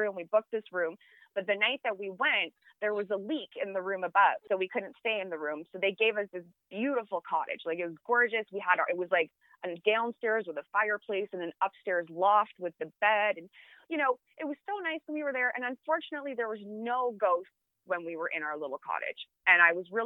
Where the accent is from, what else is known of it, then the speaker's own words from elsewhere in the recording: Canada; I am a Canadian